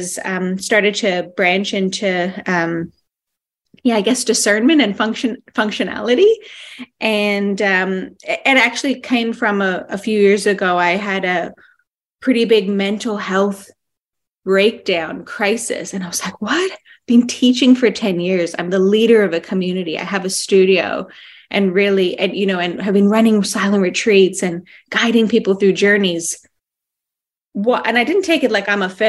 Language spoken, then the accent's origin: English; Canada; now in Western Australia, Australia; I'm Canadian born